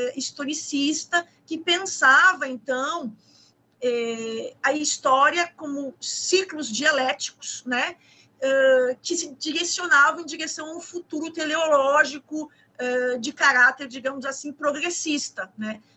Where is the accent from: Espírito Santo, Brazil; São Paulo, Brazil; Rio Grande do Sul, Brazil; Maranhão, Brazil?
Rio Grande do Sul, Brazil; Gaúcha; moved away as an adult; also born or lived in Rio de Janeiro; now in Pernambuco, Brazil; Eu moro em Pernambuco. Eu sou gaúcha, eu sou carioca